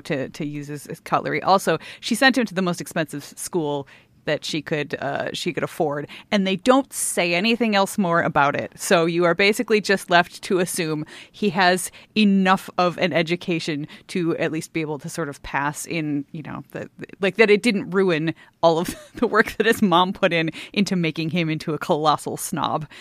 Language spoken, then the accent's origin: English; United States; being an American